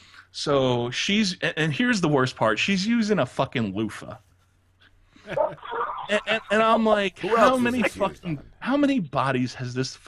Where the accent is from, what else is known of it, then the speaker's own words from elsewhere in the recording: United States; Well, since I'm American, so my eyes are going to get really, really gigantic.